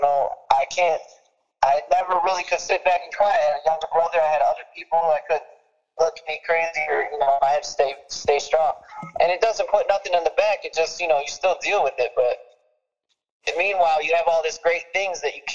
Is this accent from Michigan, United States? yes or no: yes; Detroit, Michigan, United States; Growing up in Detroit, man, like I'm from the suburbs and stuff, but I stay in Detroit a lot